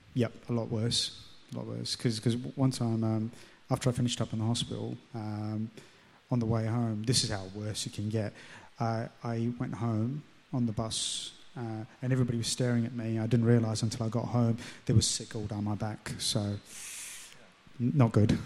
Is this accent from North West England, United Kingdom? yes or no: no; London, United Kingdom; accent: English; moved away as an adult; now in Central Coast, Australia; the area where I grew up in London. So um, it was sort of inner city